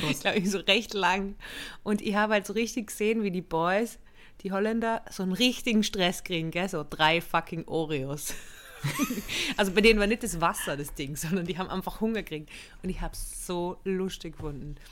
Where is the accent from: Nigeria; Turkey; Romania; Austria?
Austria; Innsbruck, Tyrol; moved away; München, da wo ich aufgewachsen bin